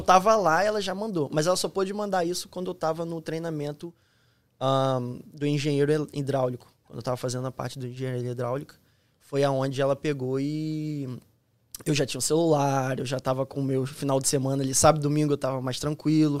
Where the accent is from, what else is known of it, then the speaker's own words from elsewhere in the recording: Nova Iguaçu, Rio de Janeiro, Brazil; moved away as an adult; also born or lived in Petrópolis; now in Florida, United States; sou do Rio de Janeiro, fui, nasci na, no Rio de Janeiro mesmo, mas é, de, minha infância passou ali em Nova Iguaçu